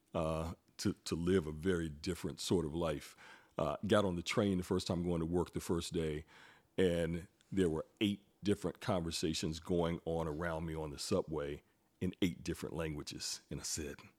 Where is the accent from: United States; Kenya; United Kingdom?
United States; Greensboro, North Carolina; moved away as an adult; also born or lived in New York City; born and raised in Greensboro, left Greensboro and moved to New York City